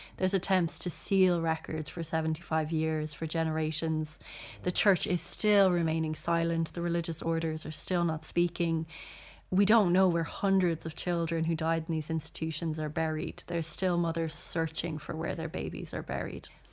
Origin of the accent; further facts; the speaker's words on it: Ireland; we're also, like, proud to be Irish